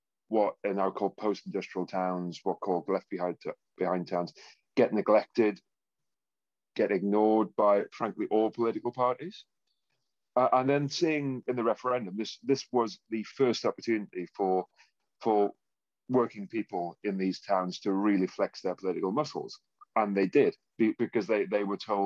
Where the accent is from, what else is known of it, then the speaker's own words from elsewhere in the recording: Consett, North East England, United Kingdom; I was born in Consett in County Durham. And I think I was 4 or 6 when the steelworks closed.